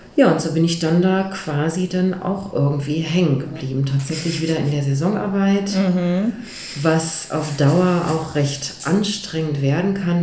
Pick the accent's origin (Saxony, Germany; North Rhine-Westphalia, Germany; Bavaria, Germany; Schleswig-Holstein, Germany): North Rhine-Westphalia, Germany; Ruhr area; moved away; ich komme eigentlich aus dem Ruhrgebiet